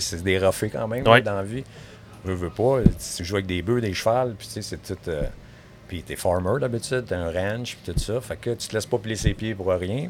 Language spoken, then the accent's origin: French; Montreal, Quebec, Canada; je suis né à Montréal. Oui. Grandi là toute ma vie